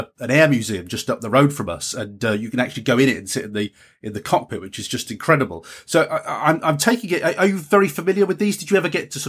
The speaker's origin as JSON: {"language": "English", "area": "Lincolnshire", "region": "East Midlands", "country": "United Kingdom", "tie": "born or raised there", "said": "I was brought up in Lincolnshire at the time when the Lightnings were flying over and the Vulcan bombers were flying over during the Cold War"}